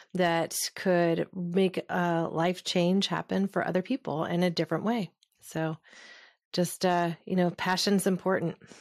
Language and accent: English; Southern Oregon, United States; was a little hippie kid growing up in Southern Oregon